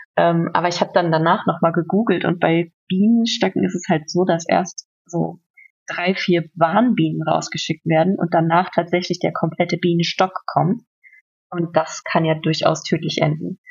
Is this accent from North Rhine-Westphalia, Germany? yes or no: yes; North Rhine-Westphalia, Germany; now in Berlin, Germany; in meinem Heimatort in NRW